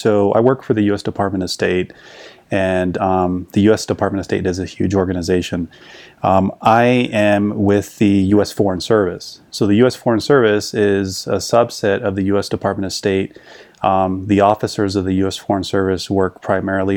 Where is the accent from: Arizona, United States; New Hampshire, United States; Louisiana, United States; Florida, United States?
Arizona, United States; Yuma; moved away as an adult; also born or lived in Colombia; I'm from Yuma, Arizona, and I grew up crossing the border to see family all the time.